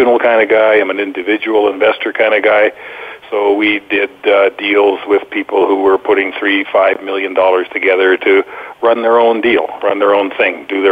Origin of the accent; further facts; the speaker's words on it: Canada; moved away as an adult; now in Boquete, Panama; have spent quite a bit of time away from my home country of Canada since 1989